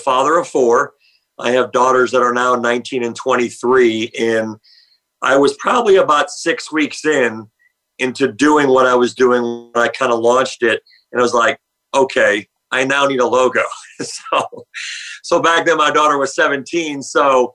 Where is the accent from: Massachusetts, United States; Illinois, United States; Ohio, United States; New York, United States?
Ohio, United States; Cleveland; now in Louisville, United States; So I was born in Louisville, Kentucky, lived here for about 6 years. My father was a career FBI agent. So when he got done with the academy in the mid-70s, his first agent assignment was Cleveland, Ohio. So as a young kid, we left Louisville, went up to what my father always said, the mistake on the lake